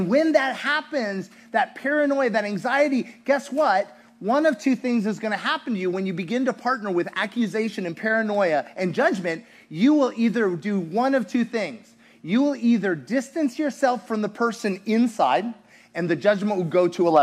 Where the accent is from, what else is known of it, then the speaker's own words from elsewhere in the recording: United States; also born or lived in Russia; being American in Russia